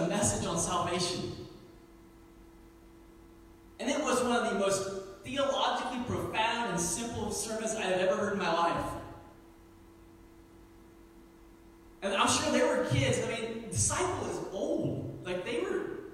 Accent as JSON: {"language": "English", "region": "Indianapolis district", "country": "United States", "tie": "born or raised there", "moved": "yes", "said": "I grew up on the Indianapolis district"}